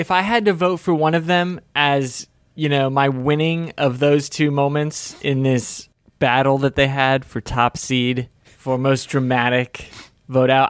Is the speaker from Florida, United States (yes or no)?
yes; Florida, United States; I'm from Florida